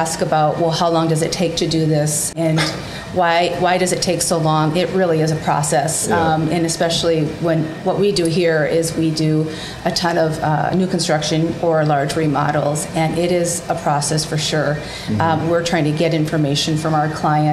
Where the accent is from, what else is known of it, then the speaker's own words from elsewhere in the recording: Rochester, Minnesota, United States; I grew up near Rochester, Minnesota